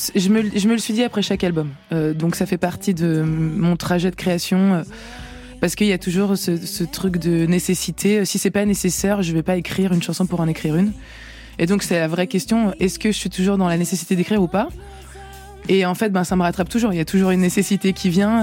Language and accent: French; France; also born or lived in Poland (ancestry); je suis française, en fait. Euh, d'ailleurs, euh, française d'origine polonaise